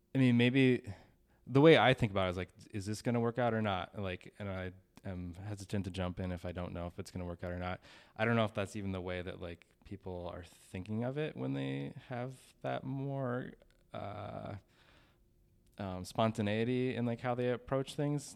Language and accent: English; St. Cloud, Minnesota, United States; I was born in Stearns County, Minnesota.